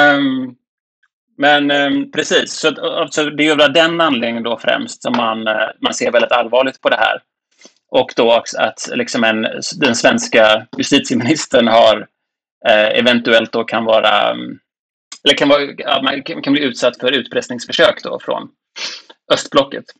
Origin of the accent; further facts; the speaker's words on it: Sweden